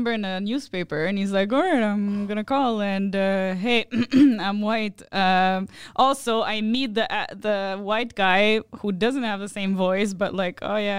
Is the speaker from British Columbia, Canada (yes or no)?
no; Laval, Quebec, Canada; I'm from Laval.